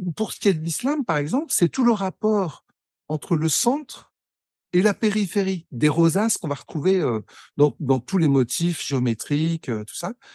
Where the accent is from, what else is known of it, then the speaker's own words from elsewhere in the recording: Pas-de-Calais mining basin, Hauts-de-France, France; moved away; also born or lived in Lille / Algeria; je suis né à Lille. j'ai j'ai grandi dans le Pas-de-Calais, dans le bassin minier, jusqu'en 1985